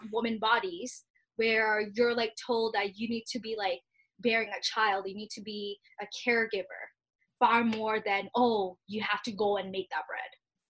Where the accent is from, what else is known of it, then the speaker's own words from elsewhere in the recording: Bangladesh; now in Canada; Like, I'm Bangladeshi Canadian immigrant